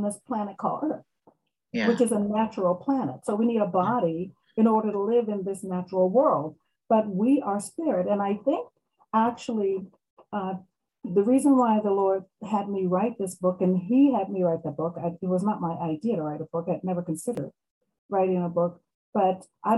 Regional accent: Maryland, United States; I am from Maryland, United States. I'm in Maryland

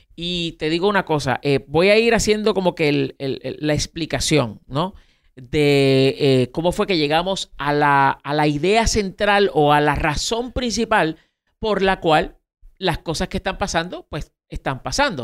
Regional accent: Puerto Rico; en Puerto Rico, eh, pues para algunas cosas somos parte de Estados Unidos

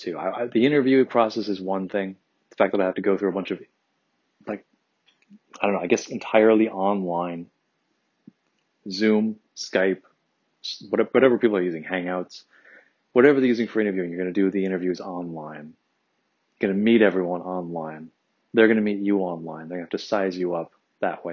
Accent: Midwest, United States; now in San Francisco, United States; I'm from the Midwest

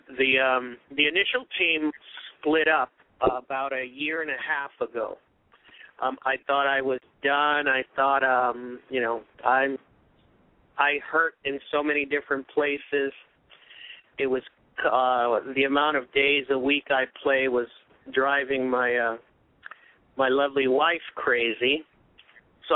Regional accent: New York City, New York, United States; moved away as an adult; also born or lived in Puerto Rico; now in Southern California, United States; I am from Brooklyn, New York. I was transplanted out to Southern California in September of 1980.

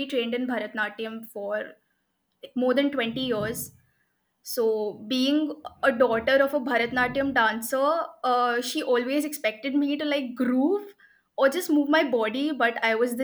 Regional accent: Pune, Maharashtra, India; also born or lived in Haryana / Ahmednagar; I was born in Haryana. I lived there for like 3 years, and then I shifted to Ahmednagar. And most of my, what we say, learning, schooling, everything happened in the outskirts of Pune.

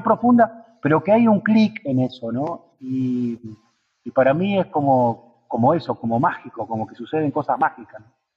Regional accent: Allen, Río Negro, Argentina; also born or lived in General Roca; now in San Martín de los Andes, Argentina; yo no soy de acá de San Martín, soy de una ciudad ahí en el bache de Río Negro, que se llama Allen

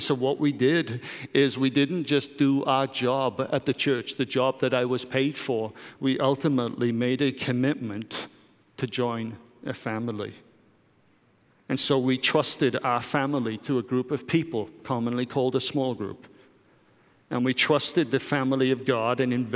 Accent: United Kingdom; moved away; I'm British

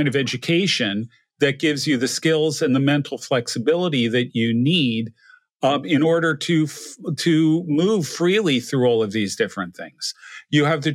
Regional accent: New Jersey, United States; moved away; also born or lived in Connecticut; The house I grew up in New Jersey

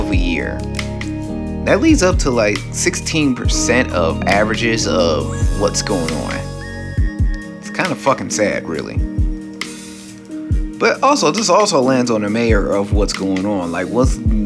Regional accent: Cleveland, Ohio, United States; In my hometown of Cleveland, Ohio, where I stay, where I live

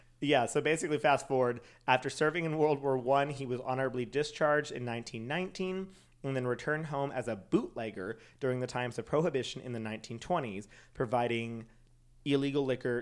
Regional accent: Schertz, Texas, United States; I say I'm from Schertz outside of San Antonio. I don't say I'm from San Antonio.

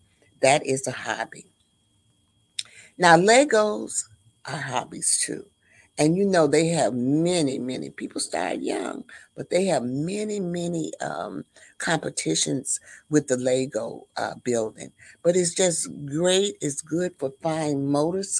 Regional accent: the South, United States; I was raised in the South

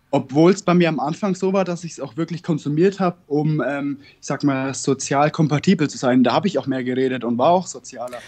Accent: Northern Bavaria, Germany; ich komme aus Bayern

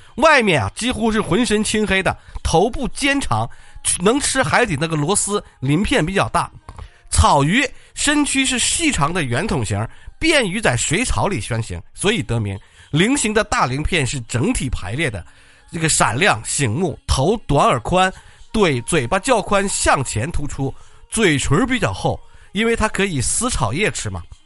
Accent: China; 我们中国人

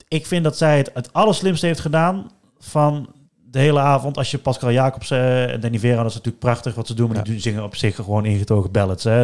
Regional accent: Netherlands; als Nederlanders

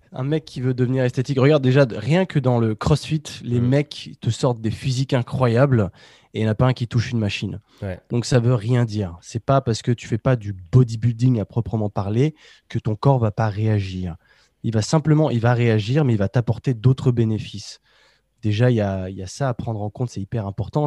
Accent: Savoie, Auvergne-Rhône-Alpes, France; je suis de Savoie

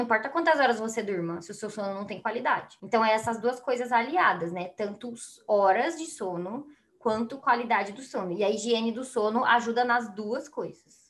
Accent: Brazil; A gente é brasileiro

